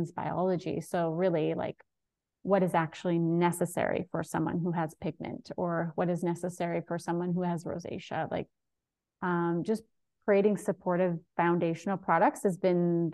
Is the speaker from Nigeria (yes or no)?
no; Vancouver Island, British Columbia, Canada; I live in beautiful Vancouver Island. And yeah, I was born in Vancouver, but I grew up here